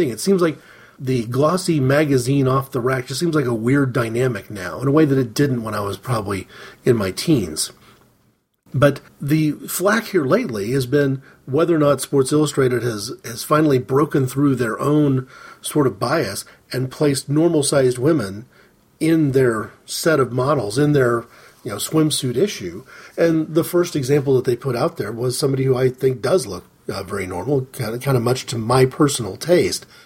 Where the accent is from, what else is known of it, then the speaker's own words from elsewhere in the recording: United States; As an American, as an American fan of soccer